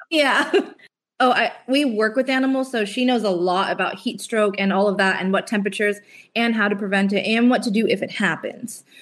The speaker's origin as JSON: {"language": "English", "region": "California", "country": "United States", "moved": "yes", "said": "we were from California"}